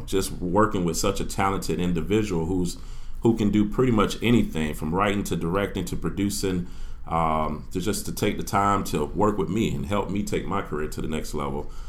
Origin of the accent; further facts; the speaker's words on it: Orlando, Florida, United States; I'm from Orlando, Florida. I'm an Evans High School graduate, class of 2000